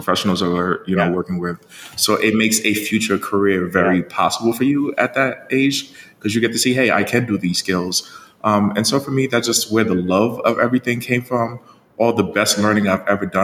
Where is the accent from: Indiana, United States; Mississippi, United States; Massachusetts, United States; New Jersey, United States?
New Jersey, United States; Jersey City; born or raised there; English is a second language; also born or lived in Haiti